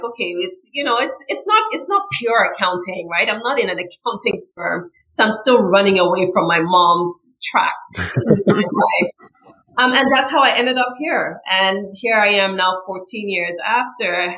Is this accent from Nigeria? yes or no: yes; Nigeria; moved away as an adult; also born or lived in New York City, United States; now in United States; I came from Nigeria to go to college here